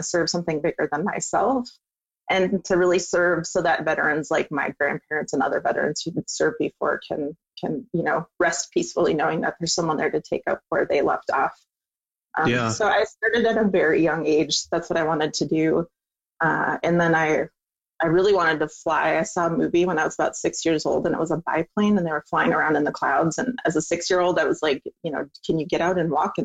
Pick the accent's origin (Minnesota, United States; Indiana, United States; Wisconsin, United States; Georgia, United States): Wisconsin, United States; moved away; I grew up in Wisconsin.